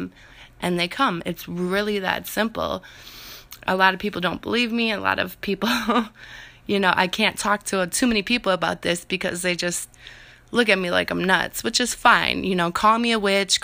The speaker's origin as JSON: {"language": "English", "region": "Minnesota", "country": "United States", "said": "I'm from Minnesota"}